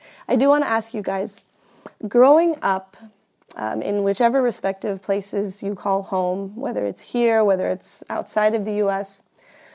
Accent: Houston, Texas, United States; I grew up here, particularly I grew up in Houston, Texas

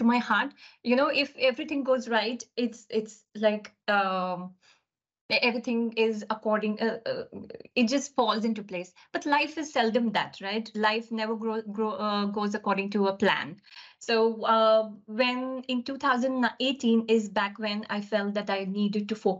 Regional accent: India; moved away as an adult; now in United Kingdom; So growing up, my early life has been living across different cities in India. I'm basically from India

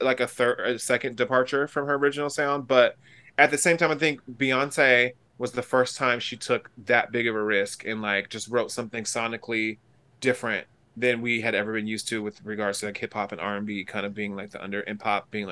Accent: California, United States; accent: California; now in New York, United States; I'm such a Californian and all my New York friends are like, you're still California. Especially like when I go home and I come back like with my California accent

